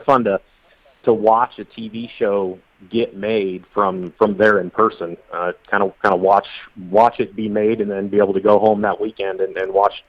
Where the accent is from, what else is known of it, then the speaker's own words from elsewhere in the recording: Iowa, United States; I grew up in Central Iowa, so I've got a lot of friends out there